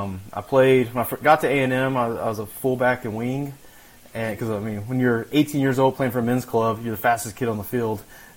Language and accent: English; Midland, Texas, United States; Yeah, so I'm from Midland, Texas.